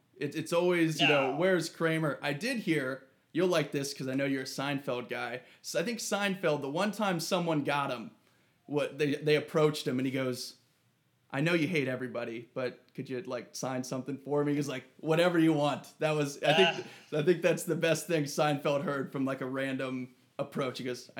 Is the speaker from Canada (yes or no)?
no; Ohio, United States; now in Arizona, United States; I'm from Ohio